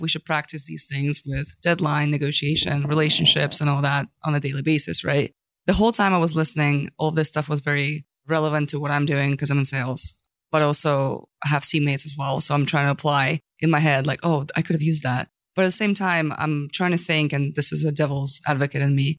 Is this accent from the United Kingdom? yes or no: no; Ukraine; moved away; I'm also from Ukraine originally.